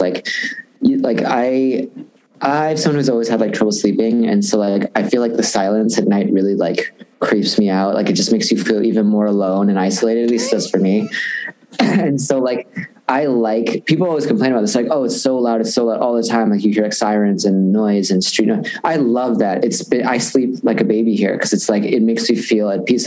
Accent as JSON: {"language": "English", "town": "West Dundee", "region": "Illinois", "country": "United States", "tie": "born or raised there", "also_born_or_lived": "Chicago", "moved": "yes", "said": "suburbs of Chicago"}